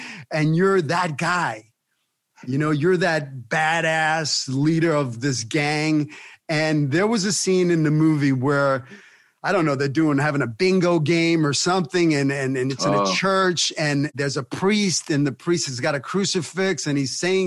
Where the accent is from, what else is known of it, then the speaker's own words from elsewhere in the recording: New York City, New York, United States; moved away; I grew up in Brooklyn in the 70s